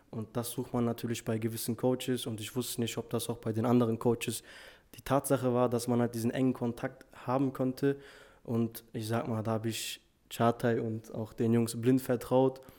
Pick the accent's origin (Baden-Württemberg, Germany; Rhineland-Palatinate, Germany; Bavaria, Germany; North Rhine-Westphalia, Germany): North Rhine-Westphalia, Germany; Duisburg; ich bin auch 20 Jahre alt, ich komme aus Duisburg.